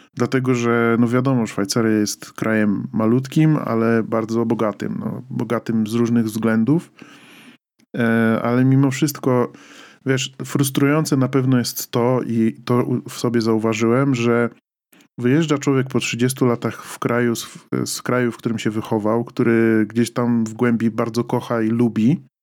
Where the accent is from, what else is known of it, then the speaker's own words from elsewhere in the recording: Poland; moved away; wychowaliśmy się w tym kraju